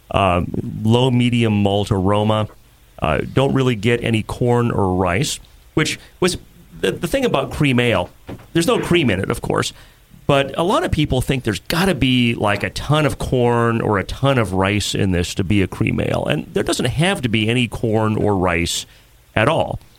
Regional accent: Bridger, Montana, United States; Bridger, Montana.

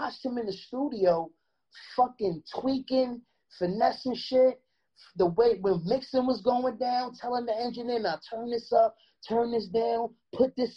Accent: New York City, New York, United States; me being from Brownsville and growing up

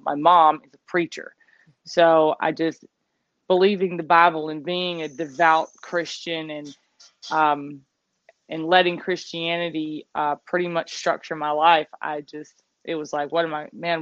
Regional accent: the South, United States; growing up in the South

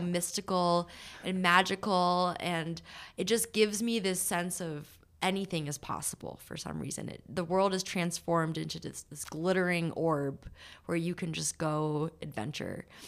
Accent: New Hampshire, United States; I'm from New Hampshire, and my family went to Vermont every weekend to ski

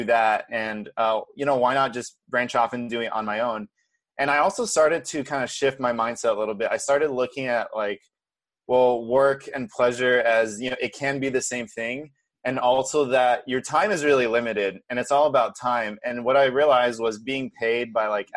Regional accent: Brazil; moved away; I was born and raised in Brazil

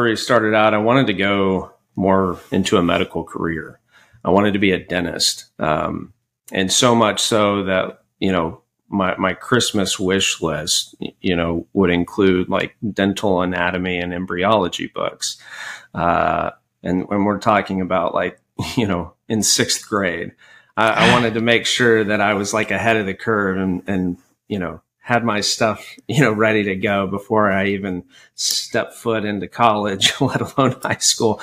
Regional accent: Frisco, Texas, United States; also born or lived in Rowlett, Texas / Charlottesville, Virginia; I'm a Texas native and a Dallas native

